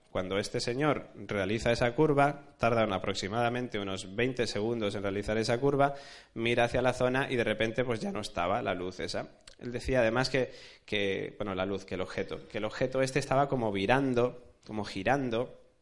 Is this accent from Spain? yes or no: yes; Alicante, Valencian Community, Spain; also born or lived in Rosario, Argentina; soy de Alicante, aunque haya nacido en Argentina me he criado en Alicante